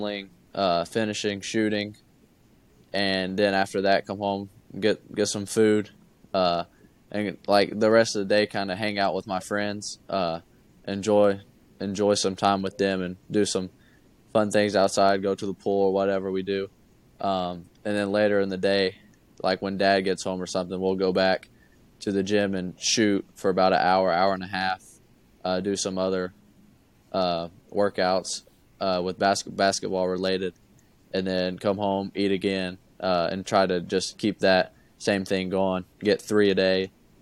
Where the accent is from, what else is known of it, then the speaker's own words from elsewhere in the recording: Kentucky, United States; growing up, I'm from Kentucky. I live an hour from Kentucky